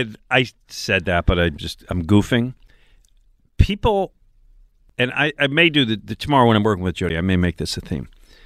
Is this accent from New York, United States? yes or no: no; Philadelphia, Pennsylvania, United States; also born or lived in Cocoa Beach, Florida; It's a weird position to be in as a Philadelphian.